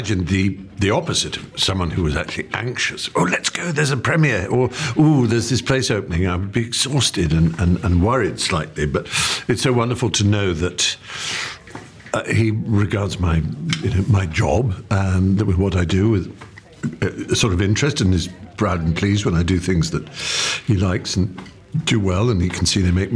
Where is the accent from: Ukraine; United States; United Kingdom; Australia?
United Kingdom; England; the speech patterns and references that I would make as an English